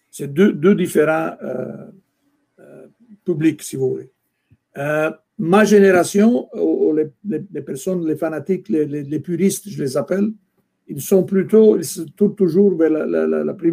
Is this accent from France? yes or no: no; Italy; moved away; Moi, je venais d'Italie, je pense, en 1974, c'était les années 80, début des années 80. J'avais cette culture de soccer, football en Italie.